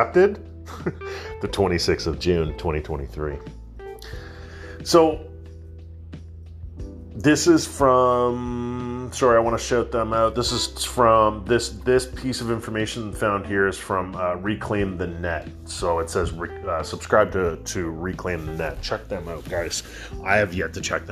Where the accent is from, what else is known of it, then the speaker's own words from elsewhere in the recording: Canada; I'm a Canadian knuckle dragger